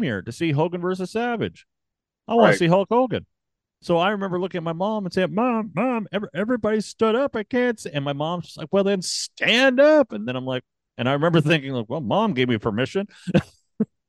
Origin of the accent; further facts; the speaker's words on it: Canada; I'm Canadian